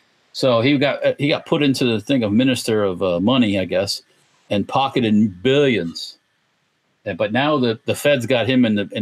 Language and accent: English; Tampa, Florida, United States; I grew up in Tampa